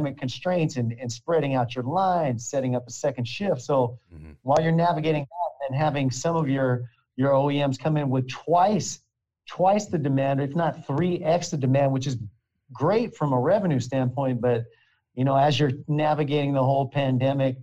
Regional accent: Hollister, California, United States; I'm from a place called Hollister, California. So it's about an hour south of San Jose

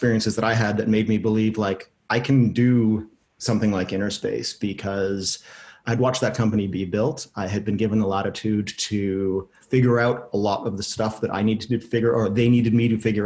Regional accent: Canada; I'm Canadian.

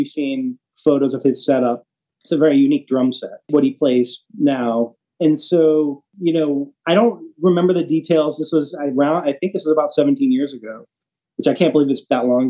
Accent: North Carolina, United States; now in Nashville, United States; I grew up in North Carolina

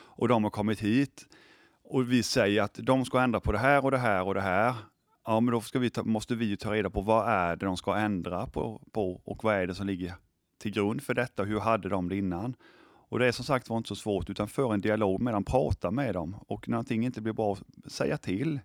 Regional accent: Sweden; vi svenskar

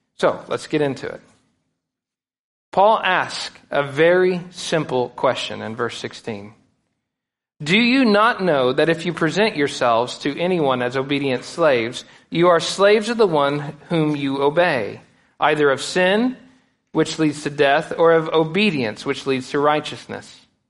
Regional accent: United States; we as American Christians

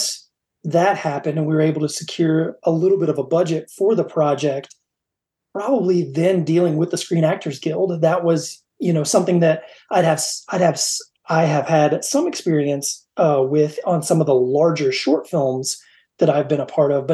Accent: the rural South, United States; moved away as an adult; growing up in the rural South

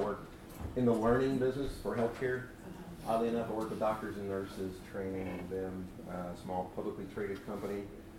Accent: Gadsden, Alabama, United States; I was born in Alabama, Gadsden, Alabama. My grandparents were, on my father's side, were Alabama sharecroppers.

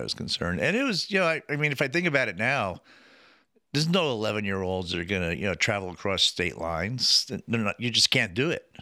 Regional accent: New Jersey, United States; moved away as an adult; also born or lived in Venice, California; I grew up in New Jersey.

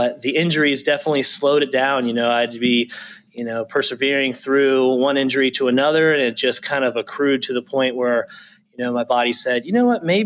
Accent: Lewisville, North Carolina, United States; I grew up in Winston-Salem area. So Lewisville is the small town outside of Winston-Salem in Forsyth County. I grew up there.

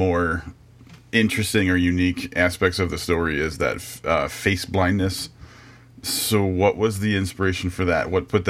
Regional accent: Wisconsin, United States; also born or lived in Vermont; I was born in Wisconsin, which is like known as a cheese, like, you know, the one of the cheese states. And okay. I lived for 2 years in Vermont, which is the other big cheese producing state.

